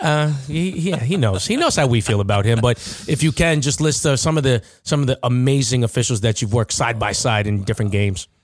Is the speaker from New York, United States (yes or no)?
yes; Nassau County, New York, United States; I'm still from Nassau County